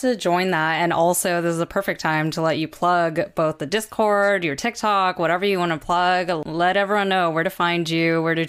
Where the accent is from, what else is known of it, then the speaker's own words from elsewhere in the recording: California, United States; I'm from California